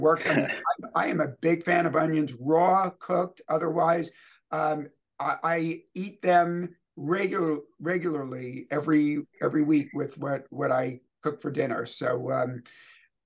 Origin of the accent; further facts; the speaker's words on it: New York City, New York, United States; moved away; I was born in the Bronx.